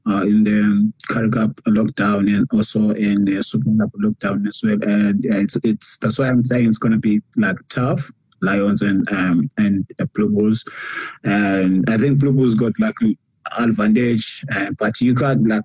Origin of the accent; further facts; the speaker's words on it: South Africa; now in Japan; It's, it's tough for us as South African players, you know.